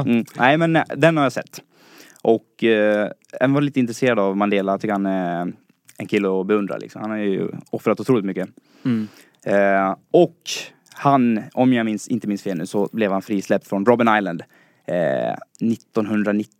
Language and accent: Swedish; Falun, Dalarna County, Sweden; moved away as an adult; now in Stockholm, Sweden; jag kommer från Dalarna, från Falun. är 22 år och flyttade hit till Stockholm för att plugga.